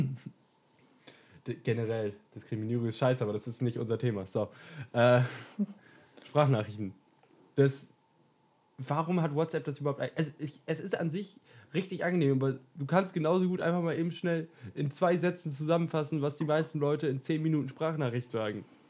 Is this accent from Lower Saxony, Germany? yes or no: yes; Lower Saxony, Germany; Ich komme aus dem wunderschönen Deutschland, bin hier geboren, bin hier aufgewachsen